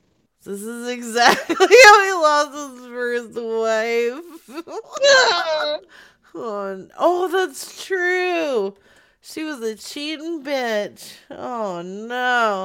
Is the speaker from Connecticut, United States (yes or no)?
no; Arizona, United States; moved away; I'm from Arizona